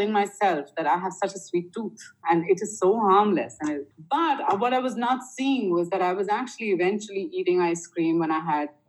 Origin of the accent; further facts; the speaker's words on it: India; I grew up in you know, my father was in the Air Force in uh, back home in India, and I grew up in Air Force stations all over India, and we moved every two years